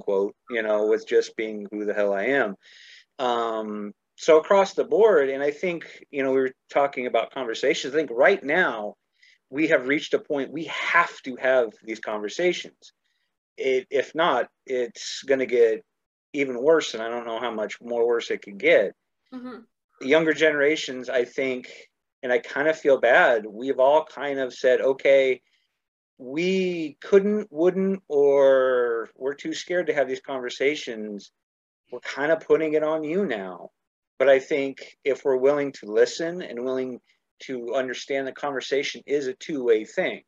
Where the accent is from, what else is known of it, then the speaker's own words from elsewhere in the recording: Idaho, United States; growing up in Idaho